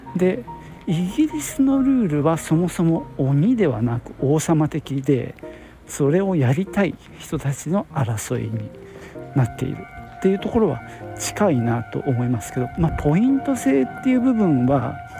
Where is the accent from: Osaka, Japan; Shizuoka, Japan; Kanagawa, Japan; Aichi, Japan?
Aichi, Japan; Nagoya; 僕は名古屋なんですけどね